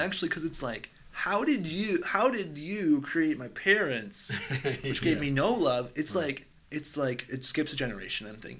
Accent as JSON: {"language": "English", "town": "Cleveland", "region": "Ohio", "country": "United States", "said": "I'm from Cleveland."}